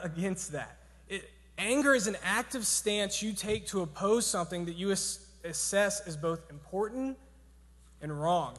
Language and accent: English; Georgia, United States; I'm from Georgia